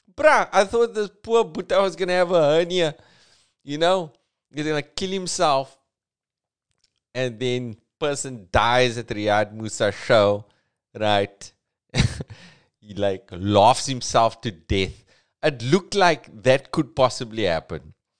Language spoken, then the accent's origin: English; Cape Town, Western Cape, South Africa; accent: Cape Townian; It's a very Cape Townian thing because we got like a flatness to our accent